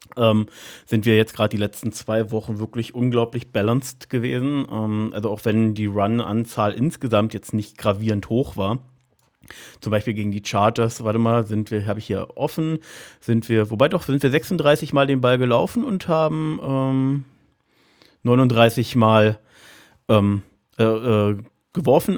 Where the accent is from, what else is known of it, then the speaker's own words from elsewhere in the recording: Berlin, Germany; Ich komme aus Berlin